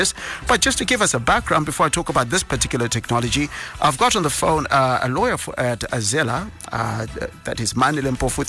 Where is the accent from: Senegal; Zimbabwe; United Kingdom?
Zimbabwe; Bulawayo; now in Harare, Zimbabwe; my hometown, Bulawayo